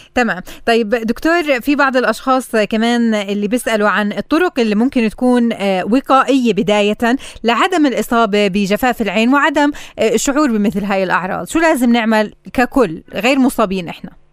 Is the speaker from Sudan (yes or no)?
no; Palestine; عندنا بفلسطين